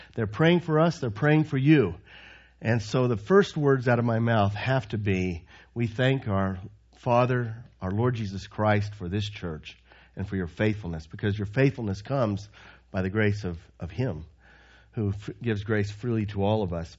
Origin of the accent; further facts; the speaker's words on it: Texas, United States; moved away as an adult; also born or lived in Croatia; growing up in Texas